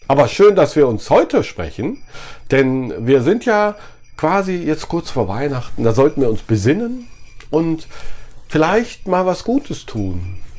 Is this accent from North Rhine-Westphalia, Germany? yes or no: yes; Düsseldorf, North Rhine-Westphalia, Germany; Also ich komme ja aus Düsseldorf. Düsseldorf ist eine ganz tolle Stadt.